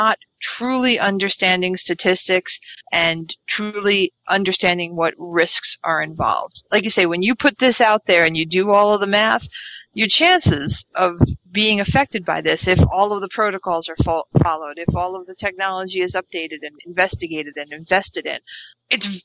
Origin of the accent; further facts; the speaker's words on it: Long Island, New York, United States; I grew up on Long Island